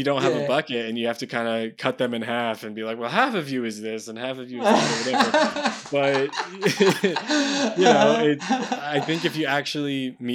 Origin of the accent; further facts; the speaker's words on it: United States; as an American